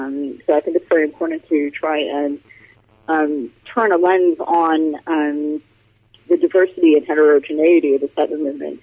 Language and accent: English; United States; moved away as an adult; now in United Kingdom; Yes, I'm definitely a Yankee in King Arthur's court here. Forgive my accent to all the listeners abroad. Not much I could do about that. Yes, I've been in the UK now for about 4 years.